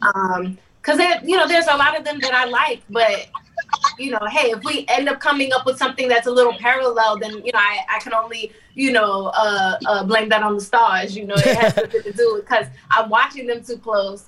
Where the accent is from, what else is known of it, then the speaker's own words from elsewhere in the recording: New York City, New York, United States; I'm from Staten Island